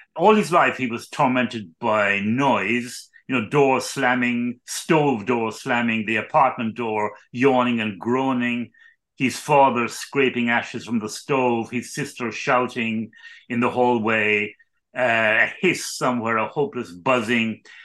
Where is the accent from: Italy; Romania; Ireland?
Ireland; I was born in Ireland